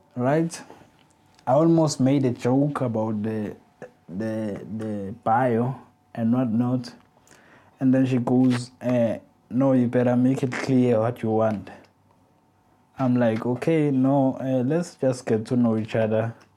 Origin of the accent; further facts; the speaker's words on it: South Africa; I'm a South African man